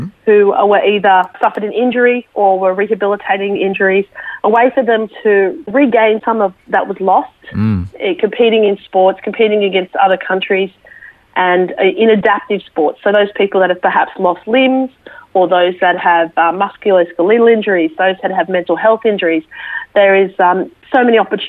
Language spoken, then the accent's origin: English; Sydney, New South Wales, Australia; moved away as an adult; also born or lived in Brisbane; I was born in Sydney, and that's where I grew up